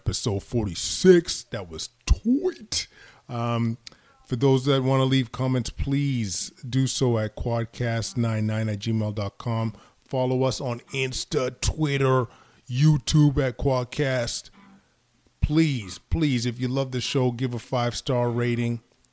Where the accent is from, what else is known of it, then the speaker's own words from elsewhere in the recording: Edmonton, Alberta, Canada; moved away; I'm from Edmonton originally